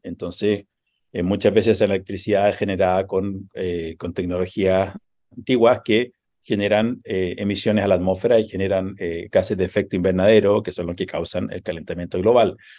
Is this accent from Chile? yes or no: yes; Chile; moved away as an adult; also born or lived in United States; now in New York, United States; crecí en Chile